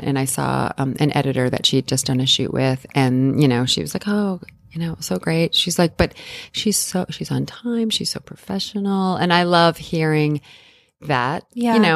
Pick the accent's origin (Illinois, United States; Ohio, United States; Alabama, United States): Illinois, United States; moved away as an adult; also born or lived in New York; I grew up in Illinois in a very, yeah. very normal, you know, small town environment.